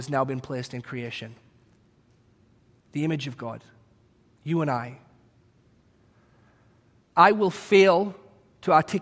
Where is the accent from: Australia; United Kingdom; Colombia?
United Kingdom; England; moved away as an adult; now in United States; as a British person